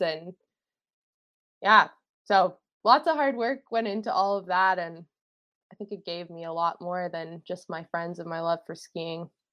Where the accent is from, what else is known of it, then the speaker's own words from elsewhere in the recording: Fernie, British Columbia, Canada; also born or lived in Vancouver Island; now in Squamish, Canada; I grew up in Fernie and now I live in Squamish.